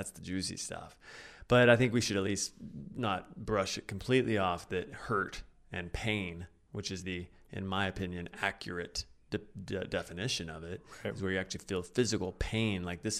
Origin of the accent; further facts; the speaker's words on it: Oklahoma, United States; I'm from Oklahoma